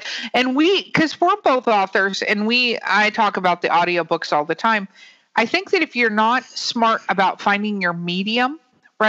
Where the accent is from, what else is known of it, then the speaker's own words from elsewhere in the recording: Los Angeles, California, United States; moved away; also born or lived in Florida; I grew up in Hollywood, California